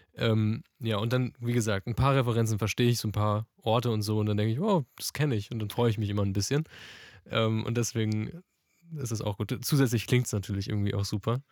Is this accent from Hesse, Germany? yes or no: yes; Frankfurt, Hesse, Germany; ich komme auch aus Frankfurt